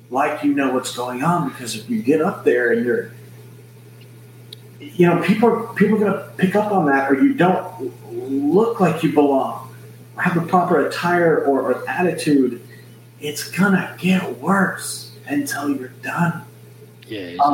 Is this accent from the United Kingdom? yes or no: yes; Scotland, United Kingdom; Oh, I'm from Scotland, and she's gonna watch this several times and, and, and tell her friends about it.